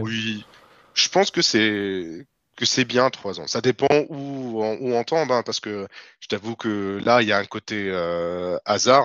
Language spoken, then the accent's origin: French; Tunis, Tunis Governorate, Tunisia; moved away as an adult; now in France; Je suis né à Tunis, j'ai grandi à Tunis et je suis venu en France en 2018